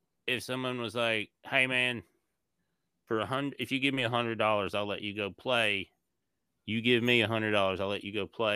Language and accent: English; Tennessee, United States; also born or lived in Kentucky; now in Los Angeles, United States; I'm from Tennessee